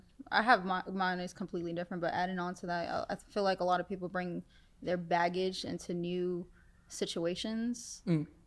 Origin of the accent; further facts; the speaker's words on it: New York City, New York, United States; moved away; I'm from the Bronx. I'm from the Bronx.